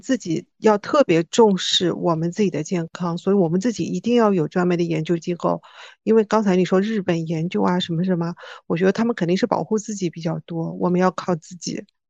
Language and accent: Chinese; China; 我们是中国人